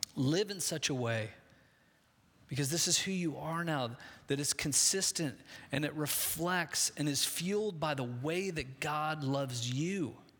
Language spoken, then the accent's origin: English; Midwest, United States; I grew up in the Midwest